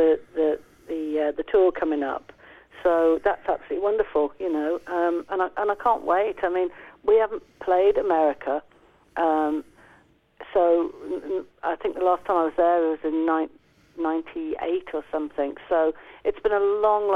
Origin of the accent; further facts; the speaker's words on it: Midlands, United Kingdom; we grew up in the Midlands together.